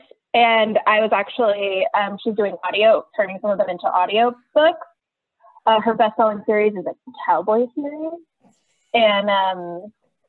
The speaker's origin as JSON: {"language": "English", "town": "Dallas", "region": "Texas", "country": "United States", "tie": "born or raised there", "also_born_or_lived": "College Station, Texas", "moved": "as an adult", "lives_now": "Spring, United States", "said": "my husband and I are both from Dallas, went to high school together."}